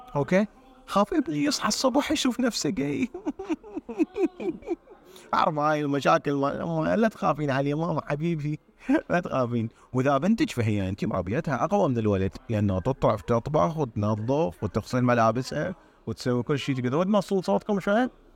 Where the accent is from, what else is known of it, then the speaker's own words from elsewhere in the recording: Iraq; moved away; النظام الدراسي عندنا بالعراق